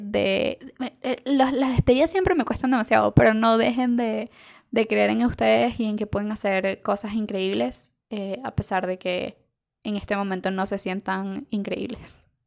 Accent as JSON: {"language": "Spanish", "country": "Venezuela", "said": "algo que nos pasa mucho como venezolanos"}